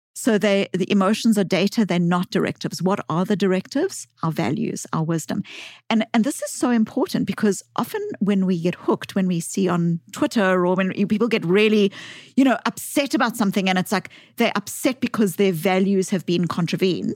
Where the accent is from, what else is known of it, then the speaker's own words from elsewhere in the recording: South Africa; accent: South African; I grew up as a white child in the white suburbs of apartheid South Africa